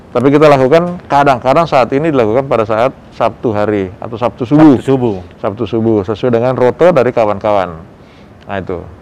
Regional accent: South Sulawesi, Indonesia; Saya kebetulan orang Bugis, jadi saya sukanya ikan-ikanan.

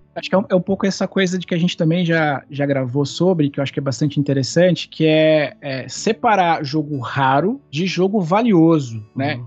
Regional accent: Campinas, São Paulo, Brazil; Eu sou de Campinas, uma cidade que fica a cem quilômetros de São Paulo

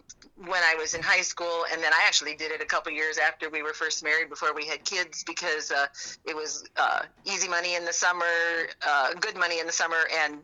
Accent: a farm just north of Westside, Iowa, United States; I grew up on a farm just north of Westside here.

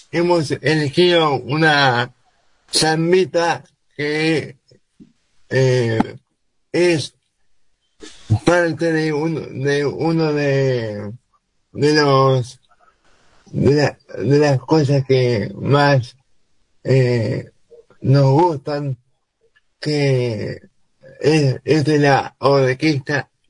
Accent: Argentina; de lo que nos identifica como argentinos.

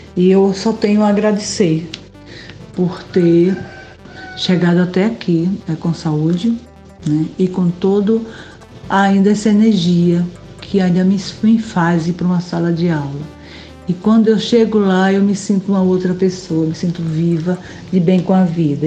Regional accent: Brazil; eu sou do Jorrinho

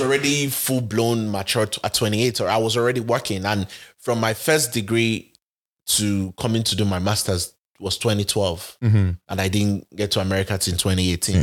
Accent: Benin City, Edo, Nigeria; moved away as an adult; now in Atlanta, United States; I was born and raised in Benin, Edo State, Nigeria

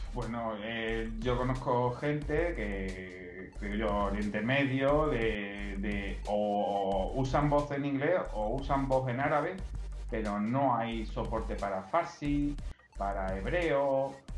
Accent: Spain; Aquí en España tenemos otras lenguas como el catalán, el gallego, el valenciano, el vasco.

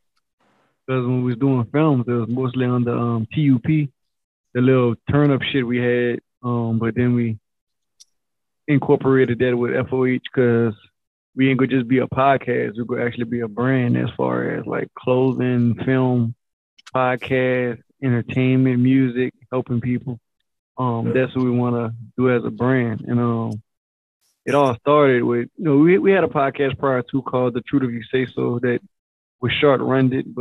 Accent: Carencro, Louisiana, United States; also born or lived in Lafayette, Louisiana; I'm from Karen Crow, Louisiana. I'm from Karen Crow. Been in Karen Crow since I was born.

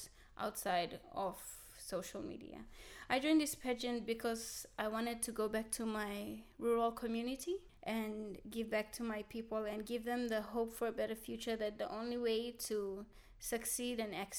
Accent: Central Province, Papua New Guinea; English is a second language; I'm from the Central Province.

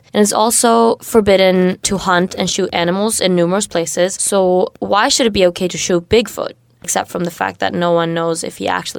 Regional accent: United States; Yeah, we can continue and travel on to the United States of America. This is my home country

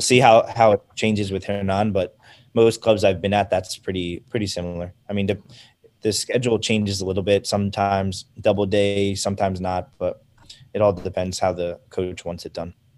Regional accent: United States; I'm American

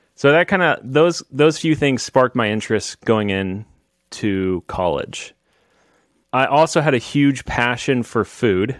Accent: Kansas, United States; I'm from Kansas.

